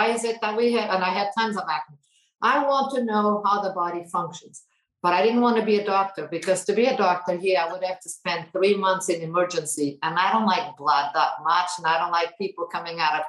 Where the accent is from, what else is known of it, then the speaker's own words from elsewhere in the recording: Portugal; English is a second language; moved away as an adult; also born or lived in Toronto, Canada; I was born in Portugal and I graduated from pharmacy here